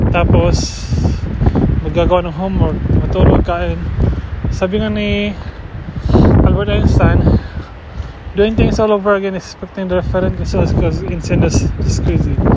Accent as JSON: {"language": "Tagalog", "area": "Cebu", "region": "Central Visayas", "country": "Philippines", "moved": "yes", "lives_now": "Portland, United States", "said": "I'm from Cebu isa yung Bisaya"}